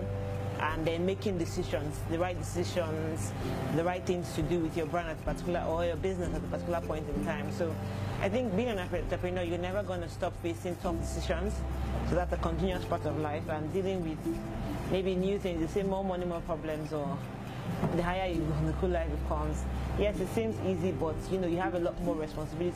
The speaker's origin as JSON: {"language": "English", "region": "Lagos", "country": "Nigeria", "tie": "born or raised there", "also_born_or_lived": "Delta State", "said": "I hail from Delta State, but I was born and raised in Lagos"}